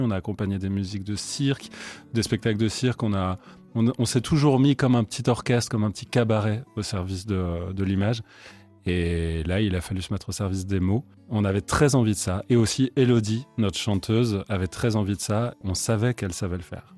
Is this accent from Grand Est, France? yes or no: no; Vercors, Auvergne-Rhône-Alpes, France; also born or lived in Chartreuse; on vient du Vercors, nous